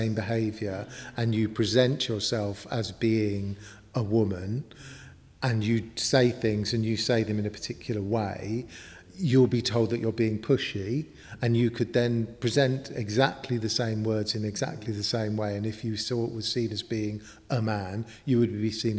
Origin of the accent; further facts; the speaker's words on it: London, United Kingdom; moved away as an adult; now in Newcastle upon Tyne, United Kingdom; I'm originally from North London